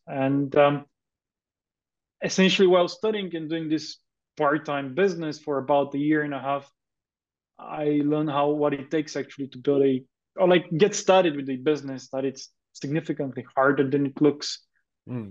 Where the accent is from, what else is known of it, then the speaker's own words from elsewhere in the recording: Bulgaria; moved away as an adult; also born or lived in United Kingdom / Denmark; I grew up in Bulgaria um, and I studied in high school in Bulgaria